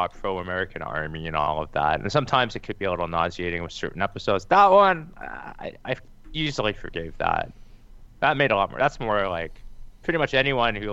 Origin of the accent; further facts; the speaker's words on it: Canada; as a Canadian